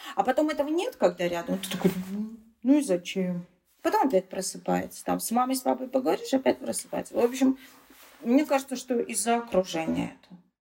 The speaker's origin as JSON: {"language": "Russian", "region": "Saint Petersburg", "country": "Russia", "tie": "born or raised there", "first_language": "Tatar", "moved": "yes", "said": "Я татарка, стопроцентная, но я родилась в Санкт-Петербурге, и моя семья, в принципе, мои родители тоже родились уже в Санкт-Петербурге"}